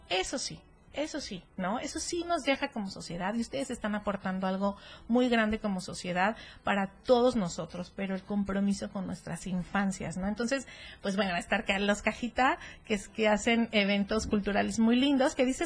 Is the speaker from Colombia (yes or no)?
no; Mexico; son cosas que realmente nosotros como mexicanos siempre disfrutamos en la plaza